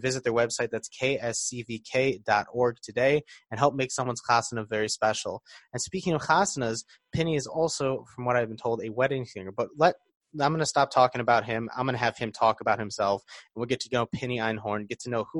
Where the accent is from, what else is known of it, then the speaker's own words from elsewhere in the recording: Detroit, Michigan, United States; I'm from Detroit